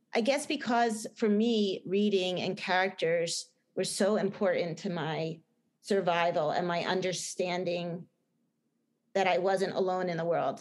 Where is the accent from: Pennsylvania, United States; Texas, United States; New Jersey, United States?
New Jersey, United States; accent: Jersey; my bad Jersey accent